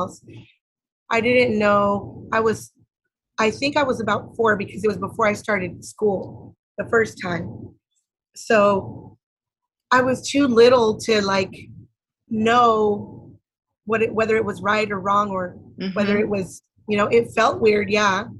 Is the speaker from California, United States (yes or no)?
yes; Santa Ana, California, United States; I grew up in Santa Ana, Orange County, and I was brought there when I was 3 months old. So I know no other place that is home